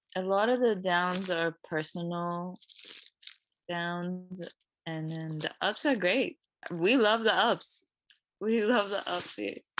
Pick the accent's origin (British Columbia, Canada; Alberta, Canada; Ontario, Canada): British Columbia, Canada; Vancouver; moved away as an adult; also born or lived in Toronto; i grew up in vancouver